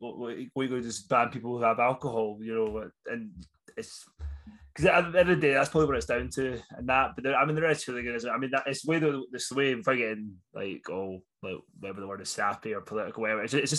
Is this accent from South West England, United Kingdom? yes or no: no; Scotland, United Kingdom; now in Leeds, United Kingdom; being Scottish